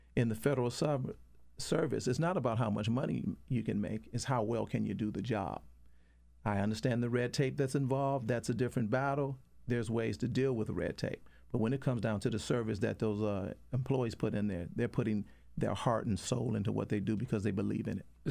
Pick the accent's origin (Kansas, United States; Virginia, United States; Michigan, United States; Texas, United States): Michigan, United States; Detroit; I'm from Detroit, Michigan